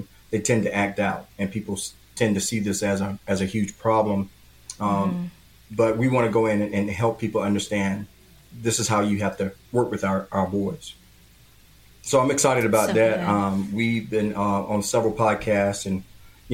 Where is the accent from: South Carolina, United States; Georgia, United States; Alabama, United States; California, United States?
South Carolina, United States; Florence; I grew up in Florence, South Carolina